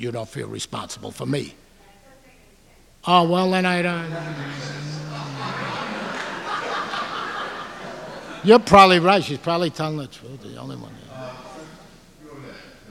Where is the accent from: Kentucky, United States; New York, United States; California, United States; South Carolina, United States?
New York, United States; New York City; I come from Ozone Park.